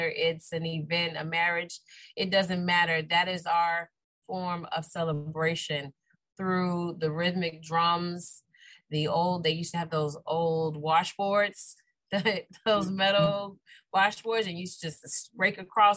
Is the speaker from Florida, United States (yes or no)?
yes; Key West, Florida, United States; I'm born and raised. Yes, I am proud to say I'm a conch